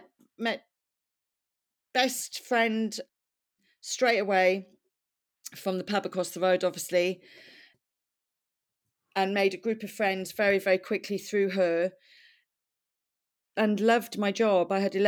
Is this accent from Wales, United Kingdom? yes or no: yes; Wales, United Kingdom; accent: Welsh; So yeah, I used my Welsh accent for quite some time.